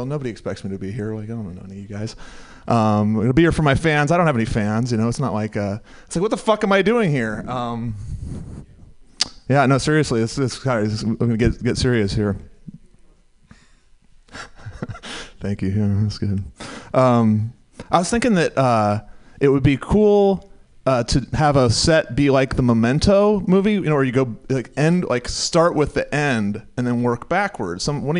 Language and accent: English; Oakland, California, United States; I came from Oakland. Anybody here from the East Bay?